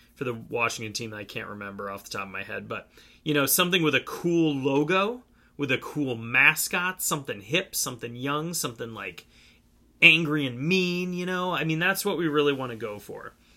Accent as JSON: {"language": "English", "town": "Cleveland", "region": "Ohio", "country": "United States", "tie": "born or raised there", "said": "my hometown baseball team, the Cleveland Indians"}